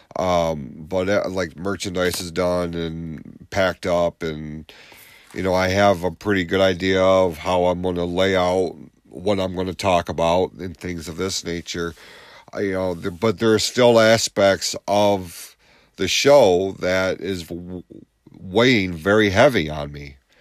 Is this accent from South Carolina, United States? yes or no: no; Lapeer, Michigan, United States; this is my hometown.